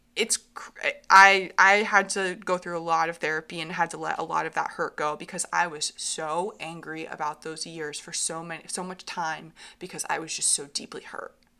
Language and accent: English; Hartland, Vermont, United States; I grew up in Heartland, Vermont.